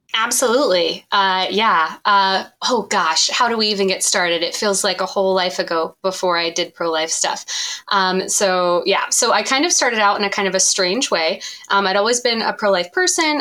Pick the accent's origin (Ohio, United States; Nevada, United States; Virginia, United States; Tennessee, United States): Ohio, United States; Columbus; Columbus, Ohio, which is my hometown and my place of residence now.